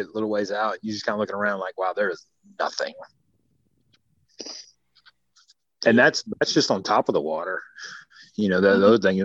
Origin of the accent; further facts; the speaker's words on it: Michigan, United States; I grew up in the Michigan area